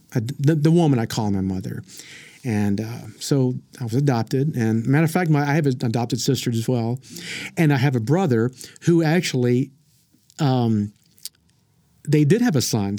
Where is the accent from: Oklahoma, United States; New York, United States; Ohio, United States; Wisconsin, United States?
Oklahoma, United States; Frederick; I grew up in, if you ever heard of Frederick, Oklahoma